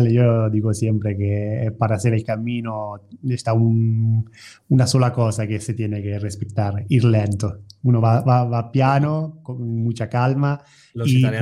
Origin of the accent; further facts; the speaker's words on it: Italy; Spanish is a second language; moved away; como italiano